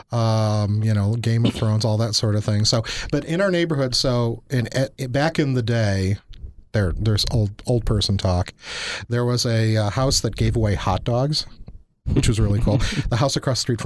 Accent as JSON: {"language": "English", "town": "Chicago", "region": "Illinois", "country": "United States", "tie": "born or raised there", "also_born_or_lived": "Wisconsin", "moved": "yes", "said": "I grew up in Chicago"}